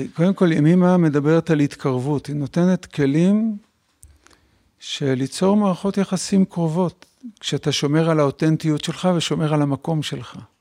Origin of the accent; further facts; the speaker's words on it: Bnei Brak, Tel Aviv District, Israel; גדלתי במשפחה חרדית בבני ברק